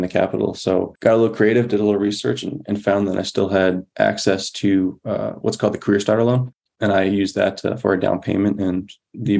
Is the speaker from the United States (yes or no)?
yes; Massachusetts, United States; moved away as an adult; my home state, Massachusetts